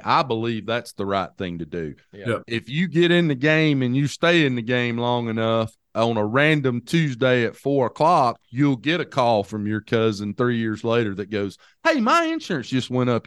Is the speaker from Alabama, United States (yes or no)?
yes; Hamilton, Alabama, United States; the hometown that I grew up in.